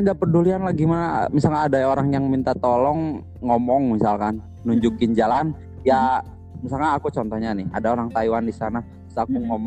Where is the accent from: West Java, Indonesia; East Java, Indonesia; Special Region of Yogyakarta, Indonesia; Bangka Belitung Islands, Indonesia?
West Java, Indonesia; aku bukan orang Cina aku asli itu kata aku original Sunda kata aku gitu